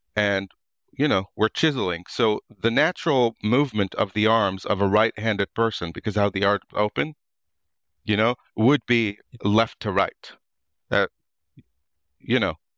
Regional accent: suburb of Beirut, Beirut Governorate, Lebanon; moved away as an adult; also born or lived in United States; now in Ireland; I was born and raised in the actual Lebanon, so in a suburb of Beirut

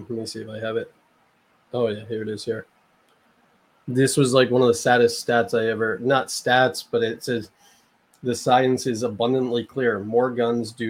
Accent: Canada; also born or lived in Las Vegas; I'm not American. I'm Canadian.

